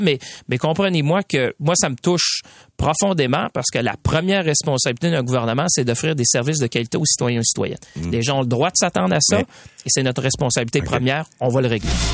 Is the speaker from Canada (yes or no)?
yes; Quebec, Canada; ici chez nous au Québec